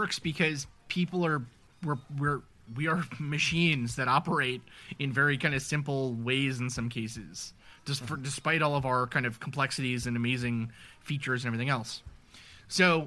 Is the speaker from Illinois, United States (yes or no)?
no; New York City, New York, United States; I grew up in New York City.